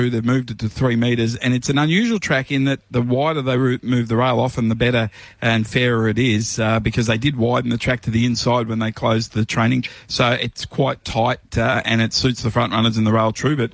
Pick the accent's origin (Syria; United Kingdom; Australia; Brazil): Australia; Cranbourne, Victoria; it's a really good Cranbourne Cup Day meeting, as you mentioned. And uh, yeah, it is my hometown.